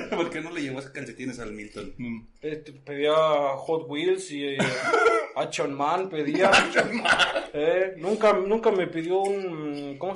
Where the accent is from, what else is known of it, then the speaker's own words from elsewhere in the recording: Ecatepec, State of Mexico, Mexico; born there; No, yo nací en Ecatepec.